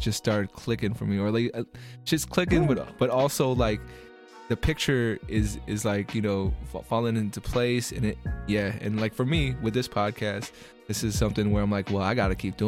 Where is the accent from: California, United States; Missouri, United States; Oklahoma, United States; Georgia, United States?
California, United States; San Francisco; Growing up here in San Francisco